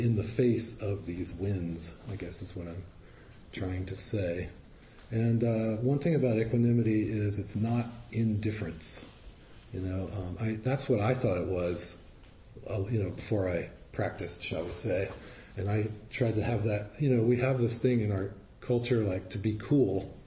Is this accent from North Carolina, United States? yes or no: no; Virginia, United States; I'm from the South. I'm from Virginia